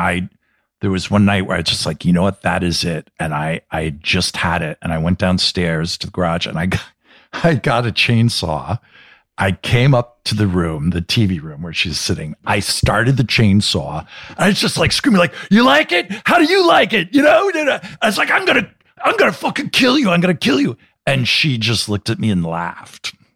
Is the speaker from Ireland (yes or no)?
no; New Jersey, United States; moved away; I grew up in New Jersey